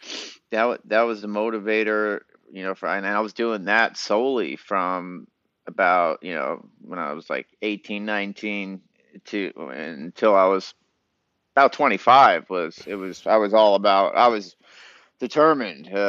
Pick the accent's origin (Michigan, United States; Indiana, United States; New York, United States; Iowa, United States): New York, United States; Long Island; moved away as an adult; also born or lived in Boston / Hollywood; Actually grew up in Long Island